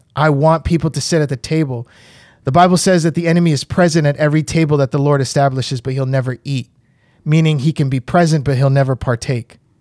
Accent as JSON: {"language": "English", "region": "New York", "country": "United States", "tie": "born or raised there", "moved": "as an adult", "lives_now": "Puerto Rico", "said": "I grew up in New York"}